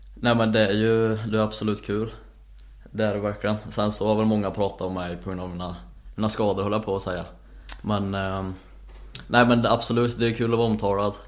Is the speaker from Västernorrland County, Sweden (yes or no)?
no; Säffle, Värmland, Sweden; moved away; där jag kommer ifrån